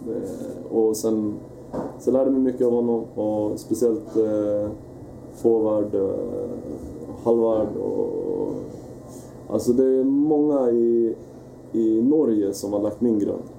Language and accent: Swedish; Västerås, Västmanland, Sweden; also born or lived in Oslo, Norway; Jag är uppvuxen i Västerås